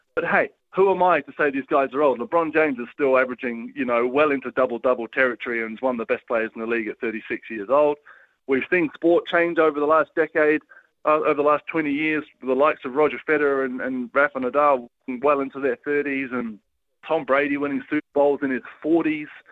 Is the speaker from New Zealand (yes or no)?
yes; New Zealand; as a New Zealander